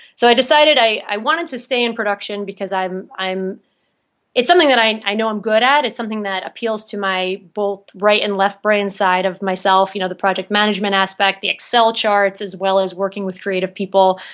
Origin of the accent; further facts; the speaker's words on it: New Jersey, United States; moved away as an adult; also born or lived in New York City; now in Salt Lake City, United States; I'm actually from, born and raised in New Jersey